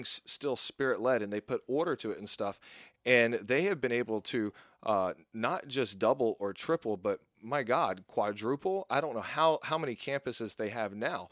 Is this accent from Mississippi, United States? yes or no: yes; Mississippi, United States; moved away; also born or lived in Texas; I grew up in Mississippi while I was living with my mom